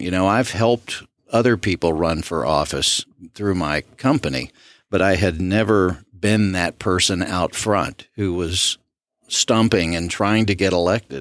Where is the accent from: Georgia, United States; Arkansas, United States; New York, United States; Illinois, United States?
Arkansas, United States; Southwest; now in Smith County, Texas, United States; My mother's father served on the city council in my hometown in Southwest Arkansas